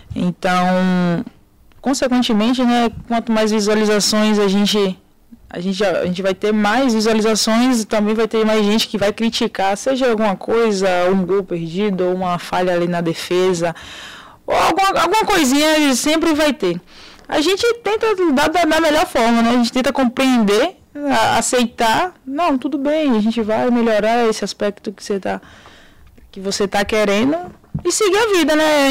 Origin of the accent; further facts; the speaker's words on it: interior of Bahia, Brazil; de onde eu sou, né, da Bahia